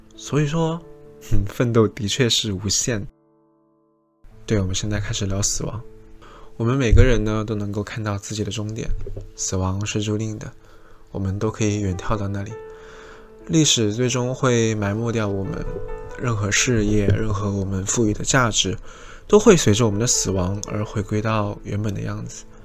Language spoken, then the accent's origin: Chinese; southern China, China; now in Shanghai, China; 而我是南方人